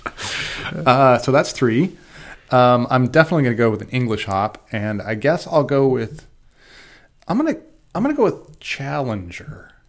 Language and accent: English; United States; I'm gonna go back to America, 'cause I'm an American